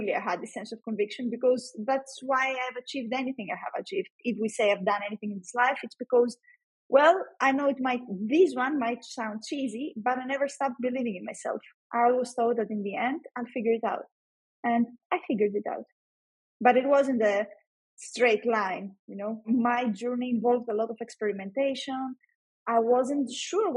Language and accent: English; Greece; also born or lived in Athens; in Greece, we have these exams in order to join the university